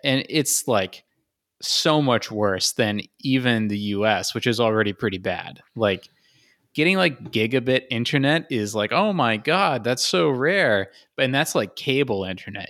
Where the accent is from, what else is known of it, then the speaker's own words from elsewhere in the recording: United States; the stupid entitled American